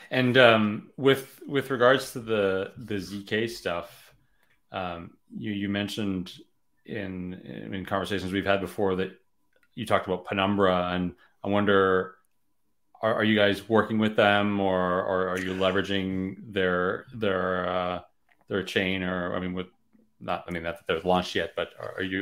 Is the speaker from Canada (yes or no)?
yes; Canada; a lot of people you know know that I'm Canadian, but they they don't know that I'm French, and a lot of people know think that I'm French, but they don't know I'm Canadian.